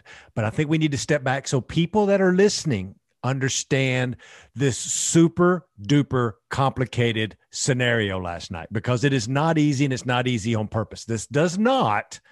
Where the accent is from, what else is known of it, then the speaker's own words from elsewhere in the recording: Texas, United States; I'm from Texas.